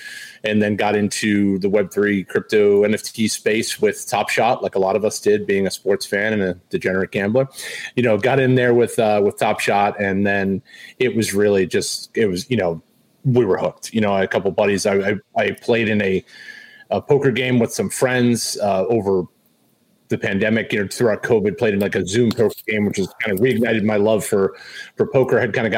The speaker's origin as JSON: {"language": "English", "town": "Boston", "region": "Massachusetts", "country": "United States", "tie": "born or raised there", "also_born_or_lived": "Los Angeles", "moved": "yes", "lives_now": "Nashville, United States", "said": "I was born and raised in Boston, Massachusetts, spent some time out in Los Angeles, and now reside in Nashville, Tennessee."}